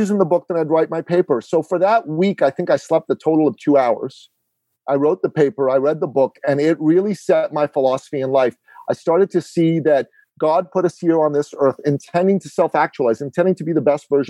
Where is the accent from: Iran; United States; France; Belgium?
Iran; now in Canada; I am an immigrant to Canada. I'm originally from Iran in the Middle East.